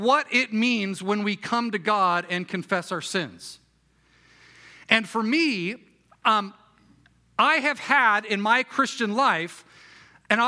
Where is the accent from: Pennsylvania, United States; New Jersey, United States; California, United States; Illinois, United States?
California, United States; Irvine; I grew up in Irvine